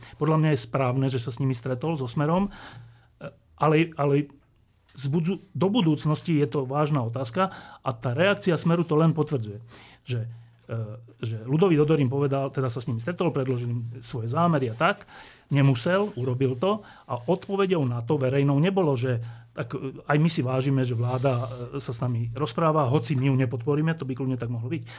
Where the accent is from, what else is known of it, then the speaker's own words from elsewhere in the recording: Slovakia; my na Slovensku